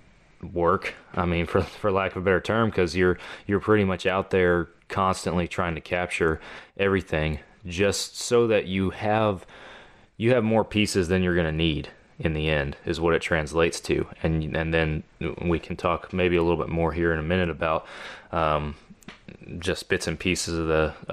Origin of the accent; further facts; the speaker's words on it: Texas, United States; I am from Texas